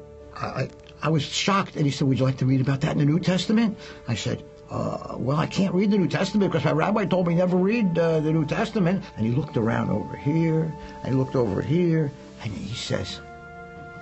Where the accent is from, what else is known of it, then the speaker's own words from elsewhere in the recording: Philadelphia, Pennsylvania, United States; I grew up in Philadelphia in a Jewish neighborhood